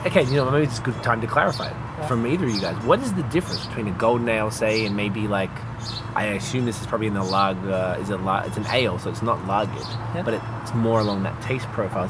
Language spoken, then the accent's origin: English; Melbourne, Victoria, Australia; now in Canada; I'm from Melbourne, Australia, and when I went back, I live here